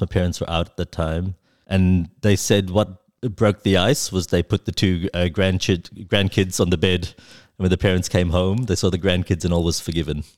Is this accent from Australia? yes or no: yes; Wollongong, New South Wales, Australia; growing up in Wollongong.